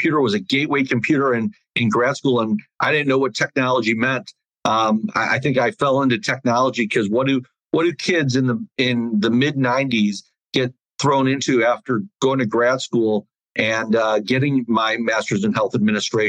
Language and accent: English; Detroit, Michigan, United States; moved away as an adult; also born or lived in Chicago, Illinois / Indiana / Missouri; now in South Florida, United States; I grew up in Detroit, outside Detroit. I was born in Chicago